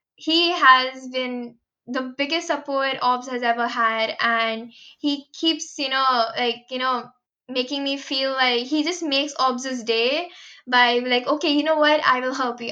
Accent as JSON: {"language": "English", "town": "Mumbai", "region": "Maharashtra", "country": "India", "tie": "born or raised there", "moved": "as an adult", "said": "I'm from Mumbai, India"}